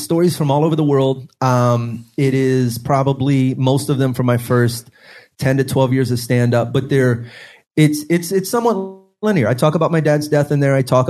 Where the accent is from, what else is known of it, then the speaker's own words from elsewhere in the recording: Beaumont, Texas, United States; also born or lived in Orange; we moved to Beaumont from Orange, and my mom proceeded to raise four boys as a single parent